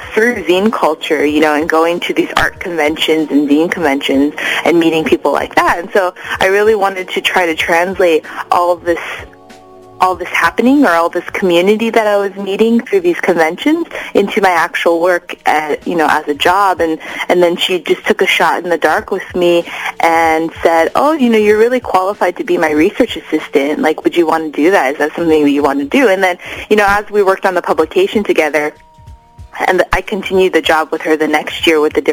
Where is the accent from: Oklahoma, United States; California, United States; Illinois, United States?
California, United States; Los Angeles; also born or lived in Atlanta, Georgia; I'm Japanese American and I grew up